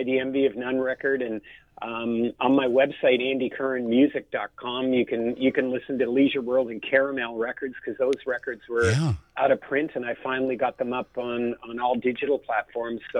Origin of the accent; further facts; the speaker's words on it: Toronto, Ontario, Canada; as a kid growing up in Toronto